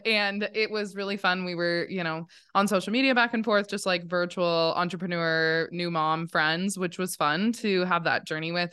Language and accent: English; Montana, United States; I was born and raised here in Montana. I'm a true Montana, not a transplant.